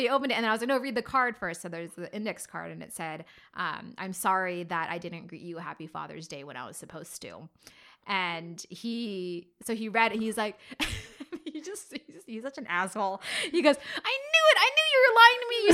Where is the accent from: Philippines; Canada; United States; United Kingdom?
Philippines; I'm Filipino